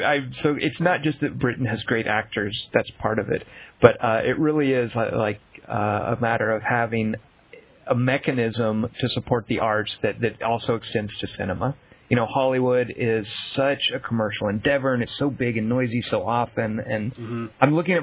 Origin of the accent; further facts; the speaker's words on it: Australia; Oh, that's right. We're all Australian.